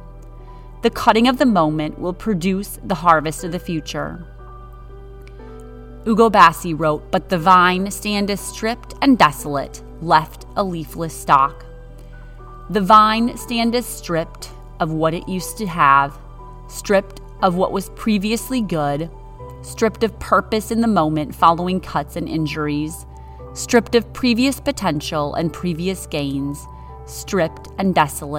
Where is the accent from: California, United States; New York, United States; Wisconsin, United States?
Wisconsin, United States; I'm from Wisconsin with trees, not vines